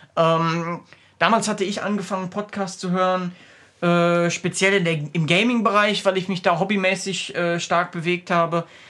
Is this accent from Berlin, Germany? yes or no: no; Essen, North Rhine-Westphalia, Germany; now in Cologne, Germany; ich komme aus Essen gebürtig, ähm, habe da bis zu Beginn meiner Ausbildung, die ich mit 19 ungefähr angefangen habe, mit 18 angefangen habe, äh, gelebt.